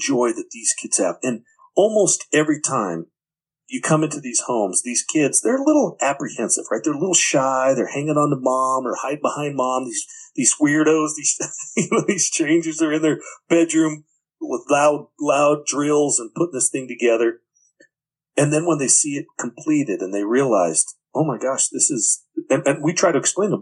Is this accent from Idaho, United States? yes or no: yes; Twin Falls, Idaho, United States; I'm from Twin Falls, Idaho